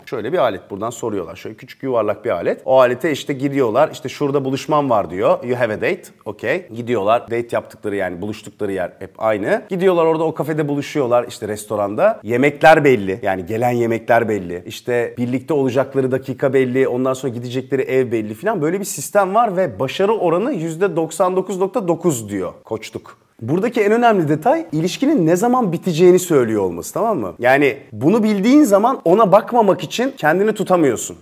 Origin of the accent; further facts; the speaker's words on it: Turkey; biz Türkiye'den